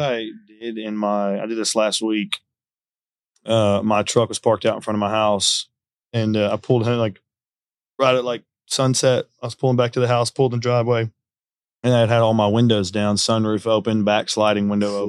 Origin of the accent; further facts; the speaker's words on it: Conroe, Texas, United States; I was from Conroe